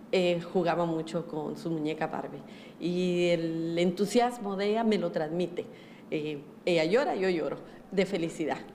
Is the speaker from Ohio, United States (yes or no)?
no; Los Angeles, California, United States; Mi mamá es de Guatemala y mi papá es de Managua, Nicaragua. Y cuando crecí aquí en Los Ángeles, ellos me enseñaron a, querer a mi cultura